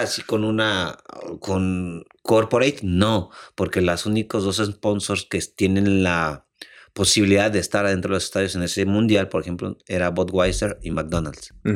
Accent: Mexico; moved away as an adult; also born or lived in Madrid / South Africa; todos nosotros como mexicanos

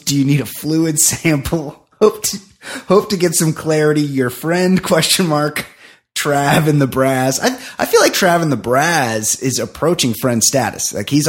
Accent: Texas, United States; Like, oh, it's because I'm from Brazos County in South Texas.

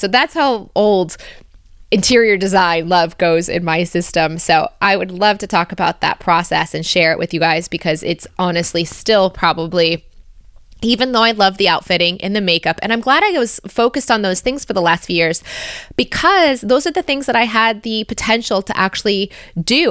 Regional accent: United States; also born or lived in Australia; now in Belgium; As an American living in Belgium

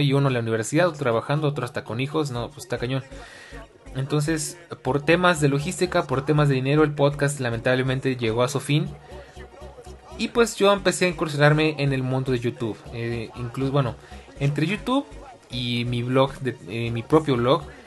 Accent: Mexico City, Mexico; Soy oriundo de la Ciudad de México

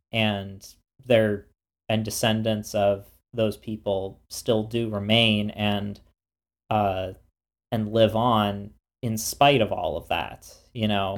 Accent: United States; being American

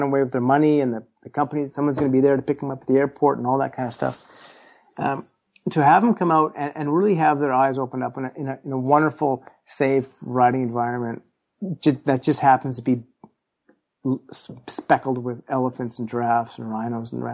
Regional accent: Canada; me as a Canadian guy

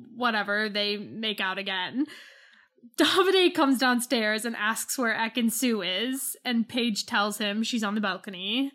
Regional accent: United States; I'm American

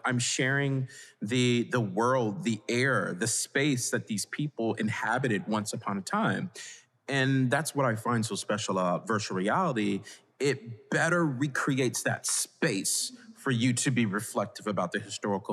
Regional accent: Hampton Roads, Virginia, United States; I'm from Virginia. I was raised in Hampton Roads, which is about 30 minutes out from Williamsburg, Virginia.

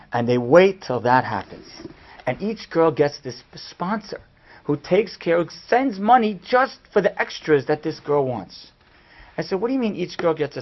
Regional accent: United States; we're American

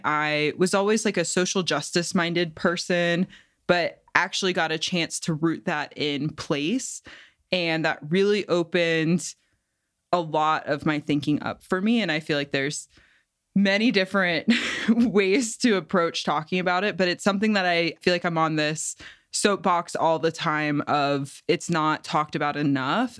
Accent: Cincinnati, Ohio, United States; also born or lived in Bay Area; now in New Mexico, United States; I'm from Cincinnati originally

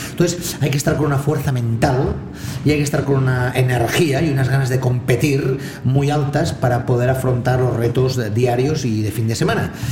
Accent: Barcelona, Catalonia, Spain; mi familia vive allá, al lado mismo mm. de la calle Bagur, ¿no? Mm en la carretera de Sans y de pequeño de infantil creo que fue, mi padre me llevó a jugar al Jack

